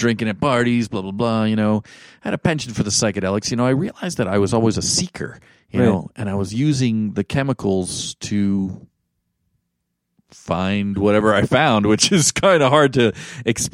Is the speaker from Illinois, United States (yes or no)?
no; Hawaii, United States; also born or lived in West Point, New York / East Coast; now in Boulder, United States; I was born in West Point, New York. My dad was an economics teacher there after doing two tours in Vietnam, and he was a gentleman soldier. And then we moved, he got a job in the private sector and moved out to Hawaii. So I grew up there